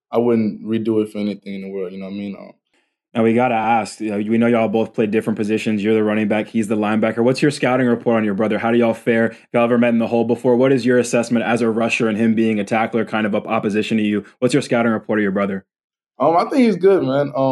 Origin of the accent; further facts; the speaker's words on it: Baton Rouge, Louisiana, United States; growing up in Baton Rouge